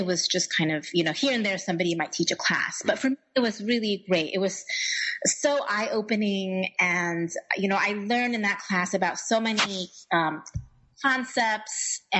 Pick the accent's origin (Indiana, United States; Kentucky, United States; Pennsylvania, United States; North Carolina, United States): Indiana, United States; Indianapolis; So I grew up in Indianapolis within a Chinese community, but it was a very small one.